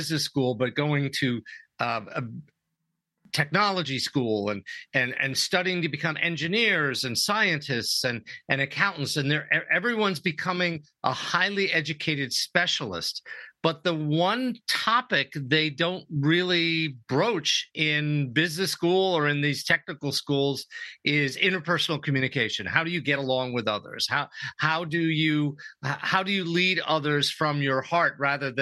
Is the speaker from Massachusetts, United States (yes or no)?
no; New York, United States; also born or lived in Europe; now in San Diego, United States; I'm originally from New York